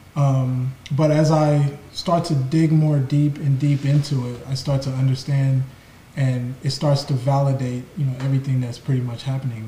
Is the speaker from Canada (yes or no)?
no; Igbo land, Igboland, Nigeria; I'm from Nigeria, from you know, Ebo land